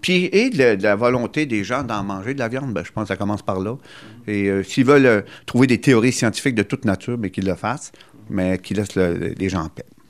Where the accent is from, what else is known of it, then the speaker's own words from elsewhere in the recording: Gaspésie, Quebec, Canada; chez nous, en Gaspésie